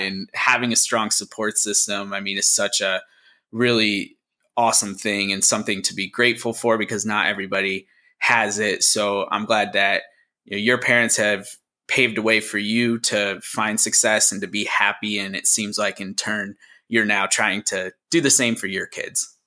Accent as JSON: {"language": "English", "town": "Scranton", "region": "Pennsylvania", "country": "United States", "tie": "born or raised there", "moved": "yes", "said": "back in my hometown actually where i was born and where my parents are from in uh, scranton"}